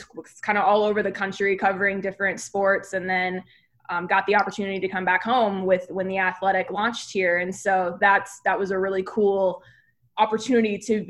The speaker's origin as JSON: {"language": "English", "town": "Phoenix", "region": "Arizona", "country": "United States", "tie": "born or raised there", "said": "I grew up in Phoenix. So I'm born and raised here. My parents are born and raised here."}